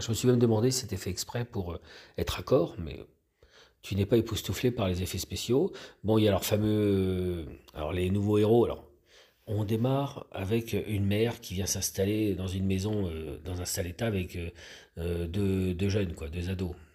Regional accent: France; on est français

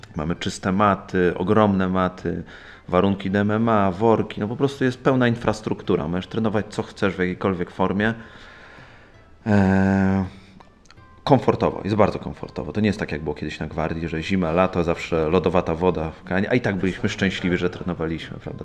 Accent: Poland; jestem czarnym pasem z Polski

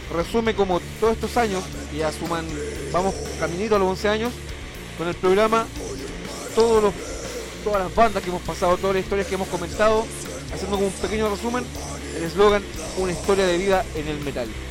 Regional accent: Chile; me considero un chileno

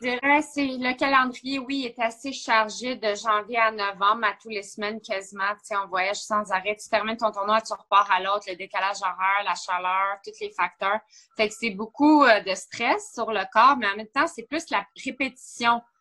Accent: Blainville, Quebec, Canada; j'ai vécu mon enfance à Blainville

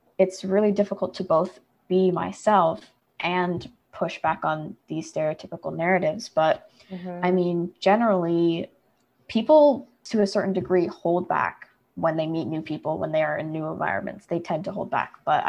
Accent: India; because I'm Indian and I'm Christian, and those are not things that people automatically assume.

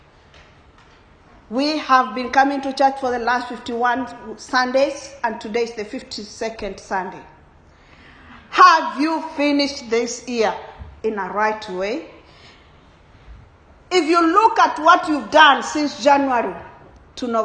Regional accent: Kenya; I come from Kenya, and Kenyans are known for running

